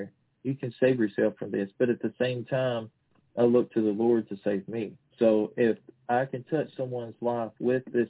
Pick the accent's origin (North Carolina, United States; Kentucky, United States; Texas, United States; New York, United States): Kentucky, United States; I'm from Kentucky